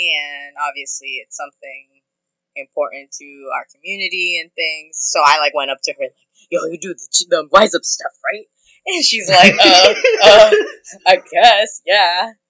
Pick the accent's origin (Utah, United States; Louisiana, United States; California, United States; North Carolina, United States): California, United States; Huntington Park; now in Oakland, United States; am a cis lady, and I am from HP. I'm from Huntington Park in Southeast Los Angeles, but I'm currently residing in Oakland.